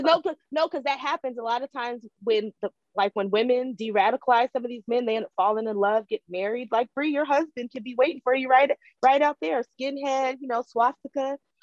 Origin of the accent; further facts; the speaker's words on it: United States; I'm an American.